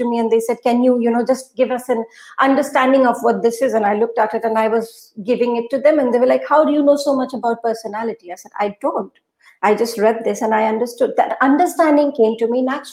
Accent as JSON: {"language": "English", "region": "Assam", "country": "India", "tie": "born or raised there", "also_born_or_lived": "Guwahati, India / Kolkata, India", "first_language": "Urdu", "second_language": "English", "moved": "as an adult", "lives_now": "Dubai, United Arab Emirates", "said": "I was born and brought up in Assam. In fact, till 2011, I've been in Assam. I've worked in Guwahati."}